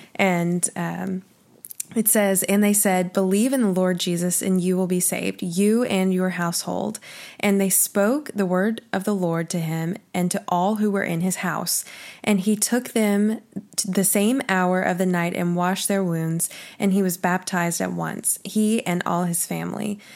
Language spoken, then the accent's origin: English; Oklahoma, United States; I'm from Oklahoma